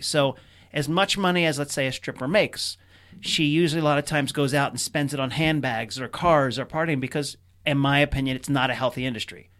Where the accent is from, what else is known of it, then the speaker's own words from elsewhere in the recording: Potomac, Maryland, United States; I grew up in Potomac, Maryland.